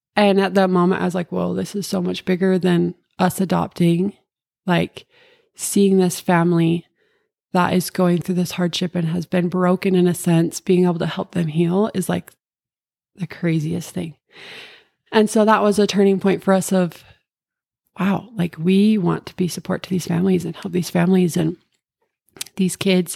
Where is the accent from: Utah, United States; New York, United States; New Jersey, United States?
Utah, United States; Cache Valley; I grew up in Cache Valley my whole life